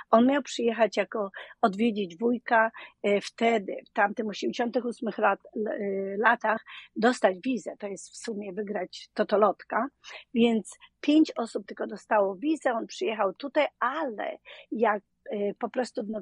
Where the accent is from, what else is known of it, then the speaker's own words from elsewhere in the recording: Dzierżoniów, Lower Silesian Voivodeship, Poland; moved away as an adult; now in New Orleans, United States; z bardzo małego miasta Dzierżoniów. Słynne radio Tiora y, były tam produkowane, więc Dolny Śląsk przy Wrocławiu, pomiędzy Wrocławiem a y, Wałbrzechem.